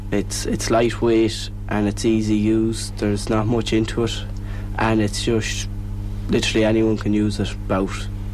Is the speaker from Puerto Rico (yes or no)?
no; Oran, Connacht, Ireland; I'm from Oran